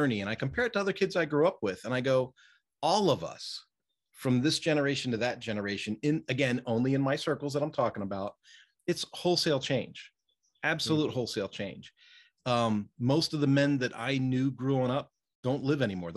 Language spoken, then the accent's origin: English; outside of Philadelphia, Pennsylvania, United States; I'm from the East Coast. I was raised outside of Philadelphia.